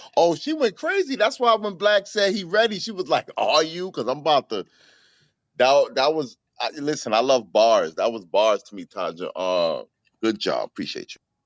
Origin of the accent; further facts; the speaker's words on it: New York City, New York, United States; I'm from the Bronx